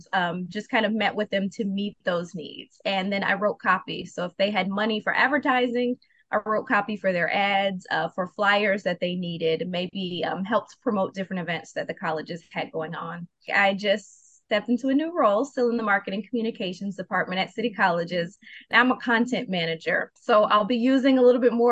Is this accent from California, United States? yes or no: no; Chicago, Illinois, United States; moved away as an adult; also born or lived in Mobile, Alabama / Rockford, Illinois; I work in marketing and communications in Chicago, my hometown